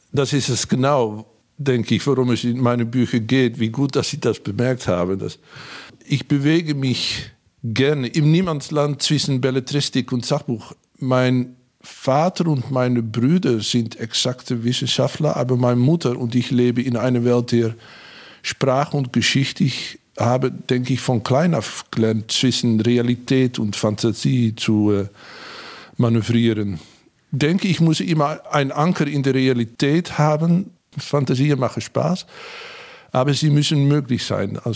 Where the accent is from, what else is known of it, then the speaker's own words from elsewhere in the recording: Hengelo, Overijssel, Netherlands; Ich bin an der Grenze aufgewachsen, in Hengelo, in Bukelow, nähe zu Gronau und Bad Bentheim. Zumindest war das eine harte Staatsgrenze, als ich jung war.